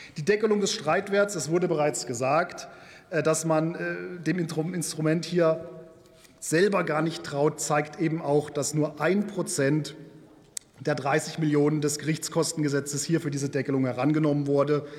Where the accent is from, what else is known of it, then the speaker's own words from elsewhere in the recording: Germany; bei uns in Deutschland